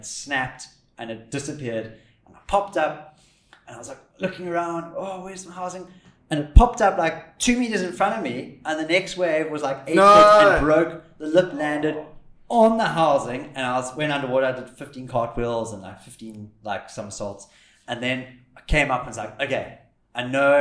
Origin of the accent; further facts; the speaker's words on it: Cape Town, Western Cape, South Africa; where are you from? And we said Cape Town